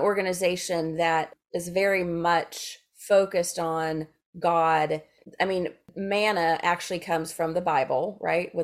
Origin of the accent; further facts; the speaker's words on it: Memphis, Tennessee, United States; I'm from Memphis